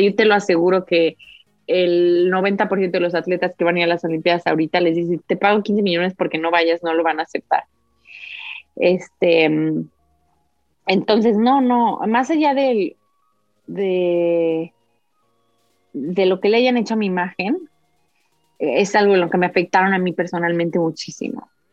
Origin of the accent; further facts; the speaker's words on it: Mexico; moved away; also born or lived in Uzbekistan; soy de México